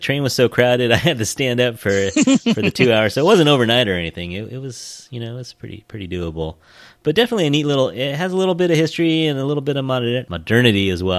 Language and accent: English; United States; as an ABC kid, you know, where you go and, you know, you always kind of are a little self-conscious of your nationality or race, you know, here in America.